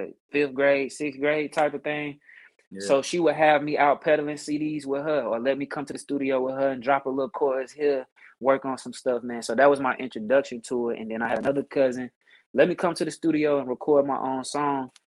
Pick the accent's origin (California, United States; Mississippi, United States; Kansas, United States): Mississippi, United States; growing up in Mississippi, grew up in the church singing